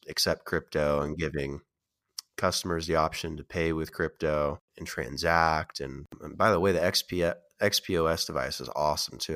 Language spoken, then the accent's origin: English; Oregon, United States; also born or lived in Las Vegas, Nevada; I grew up in Oregon